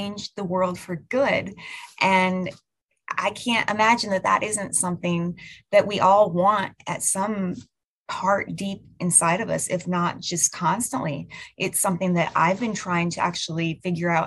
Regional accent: United States; I am from the United States of America.

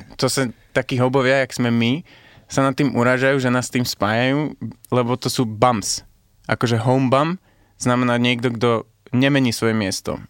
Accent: Libya; also born or lived in Netherlands / England; now in Slovakia; keďže som sa tu narodil a potom som vyrastal v Líbii, ešte som zo Sýrie

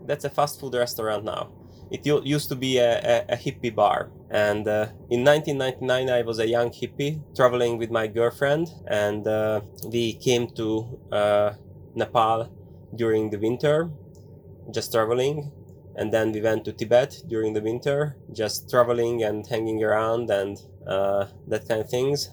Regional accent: Hungary; English is a second language; I am here in Hungary, not far from Budapest, from our capital

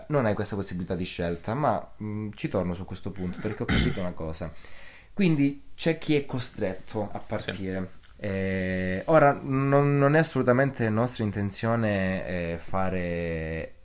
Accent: Locri, Calabria, Italy; la città di Locri perché sono di Locri

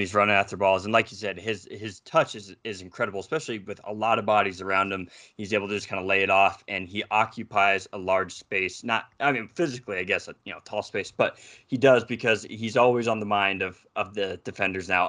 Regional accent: United States; accent: American; my American accent

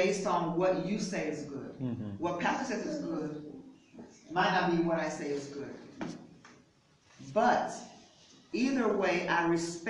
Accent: United States; moved away; I'm an American

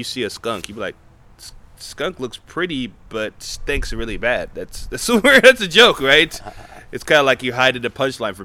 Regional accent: United States; when you're a black person growing up in America

